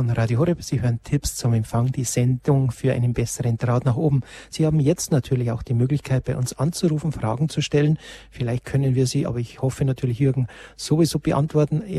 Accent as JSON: {"language": "German", "town": "Lenggries", "region": "Bavaria", "country": "Germany", "tie": "born or raised there", "said": "Ich habe gerade jetzt meinem Heimatort auch nochmal geprüft mit der Postleitzahl, wo ich herkomme aus Lengries."}